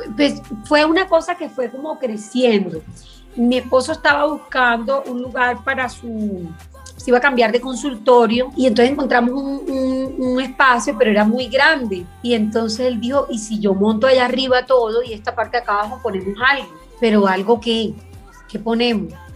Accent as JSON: {"language": "Spanish", "region": "Caribbean Region", "country": "Colombia", "tie": "born or raised there", "said": "yo me crié, bueno, en el Caribe para nosotros la comida es todo alrededor de la comida eh, y específicamente la zona de donde yo soy"}